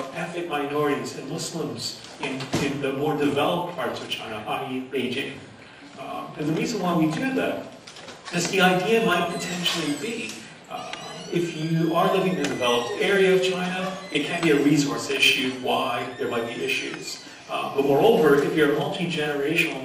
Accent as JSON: {"language": "English", "country": "Canada", "also_born_or_lived": "Trinidad and Tobago", "said": "in Canada, I would say I'm Trinidadian / Canadian."}